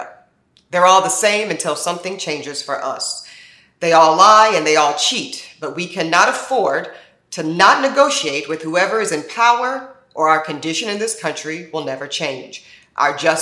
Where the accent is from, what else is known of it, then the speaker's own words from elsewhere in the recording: North Carolina, United States; my home state of North Carolina